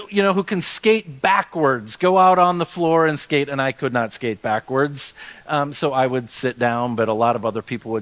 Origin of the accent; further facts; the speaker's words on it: Austin, Minnesota, United States; when I was growing up in Austin, Minnesota